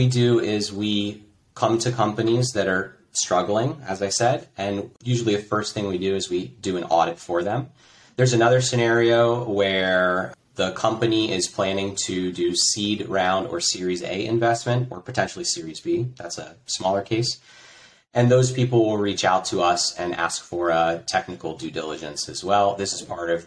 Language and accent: English; United States; moved away as an adult; now in Croatia; I'm an American, and I live in Croatia. I moved here 8 years ago.